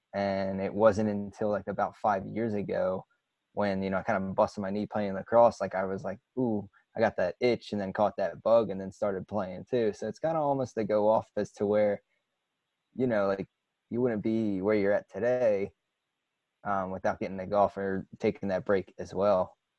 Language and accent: English; New Jersey, United States; I'm from New Jersey as well